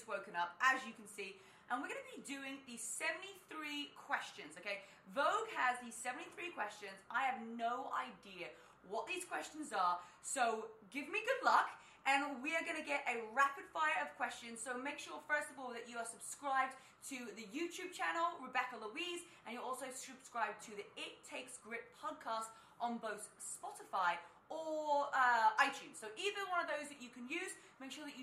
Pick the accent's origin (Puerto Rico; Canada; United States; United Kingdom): United Kingdom; I'm British